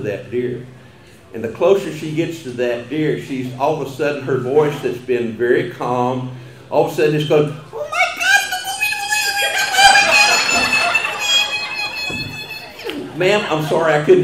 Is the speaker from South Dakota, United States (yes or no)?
no; Colorado County, Texas, United States; first language German; English is a second language; I grew up in Colorado County, a little German-speaking community called Zimmerscheid, kind of between Thrillsburg and Columbus